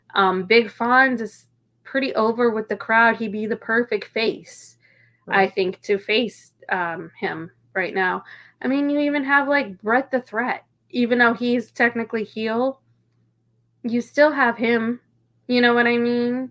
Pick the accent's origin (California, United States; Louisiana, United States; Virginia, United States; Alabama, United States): Virginia, United States; Kilmarnock; also born or lived in Irvington, Virginia / White Stone, Virginia; I'm from Virginia